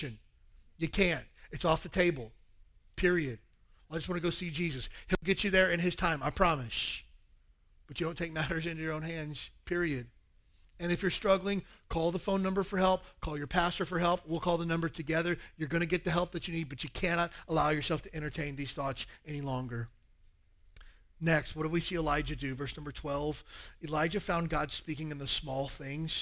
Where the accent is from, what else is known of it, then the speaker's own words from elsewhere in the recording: the South, United States; now in Hawaii, United States; I grew up in the South